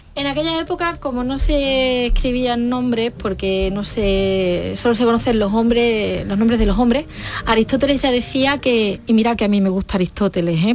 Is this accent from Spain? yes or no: yes; province of Huelva, Andalusia, Spain; yo soy de la provincia de Huelva